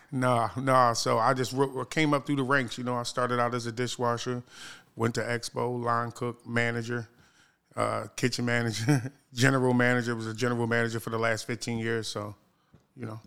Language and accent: English; Philadelphia, Pennsylvania, United States; now in Baltimore, United States; I'm actually from Philadelphia, Pennsylvania